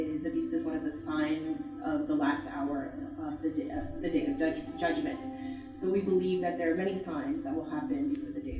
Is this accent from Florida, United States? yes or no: no; New York, United States; now in Washington, D.C., United States; I grew up in New York, and I grew up there my whole life until I moved to D.C. in 2009